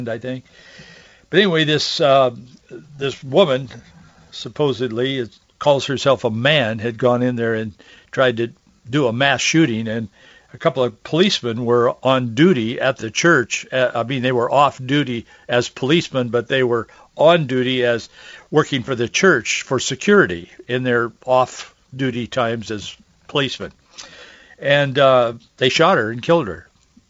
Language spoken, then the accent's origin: English; Yakima, Washington, United States; I grew up in Yakima and Yakima Valley and in Yakima